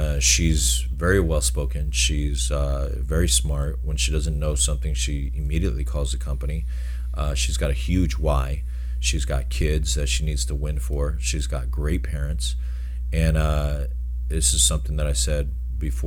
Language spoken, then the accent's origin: English; Pomona, California, United States; I grew up in Pomona